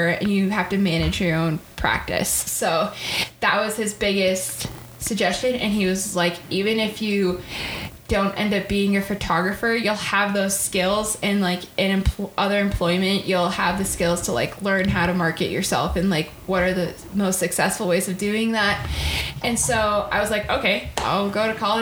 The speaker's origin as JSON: {"language": "English", "town": "Woodstock", "region": "Vermont", "country": "United States", "tie": "born or raised there", "said": "my hometown in Woodstock"}